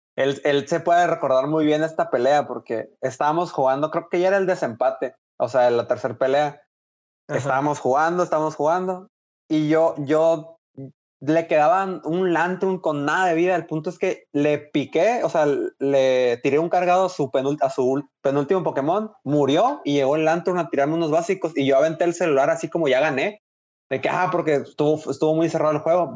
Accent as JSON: {"language": "Spanish", "town": "Hermosillo", "region": "Sonora", "country": "Mexico", "moved": "as an adult", "lives_now": "Monterrey, Mexico", "said": "soy de Hermosillo, eh, estoy estudiando allá en Monterrey, por lo tanto, pues por eso vivo allá"}